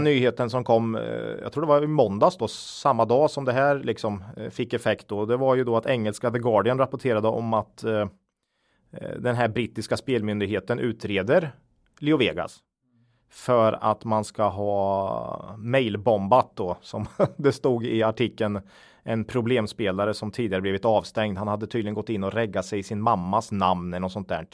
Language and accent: Swedish; Östergötland, Sweden; accent: östgötska; vi får ju lite skit för vår dialekt ibland